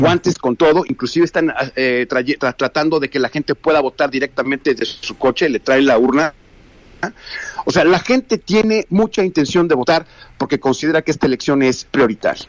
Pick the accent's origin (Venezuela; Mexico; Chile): Mexico; los mexicanos somos tal por cual